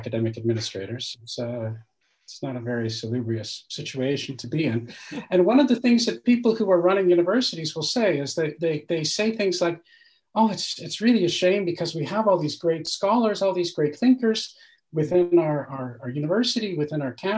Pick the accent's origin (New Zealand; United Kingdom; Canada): Canada; moved away as an adult; now in France; I'm Canadian